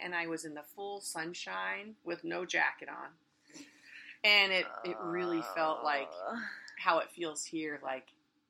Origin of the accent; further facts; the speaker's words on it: Hawaii, United States; moved away; I'm, you know, still born and raised in Hawaii.